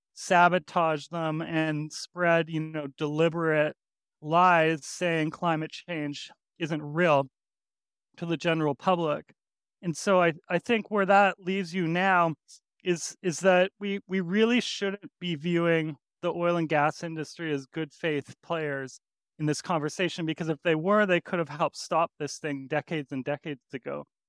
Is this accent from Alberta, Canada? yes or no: yes; Edmonton, Alberta, Canada; I grew up in Alberta, in Edmonton